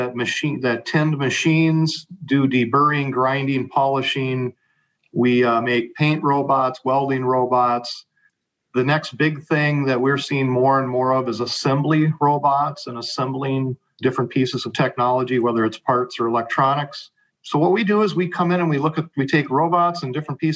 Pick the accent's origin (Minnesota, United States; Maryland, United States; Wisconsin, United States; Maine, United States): Minnesota, United States; Savage; I was born in Minneapolis, moved to Savage at 4, and grew up in the Savage Burnsville School District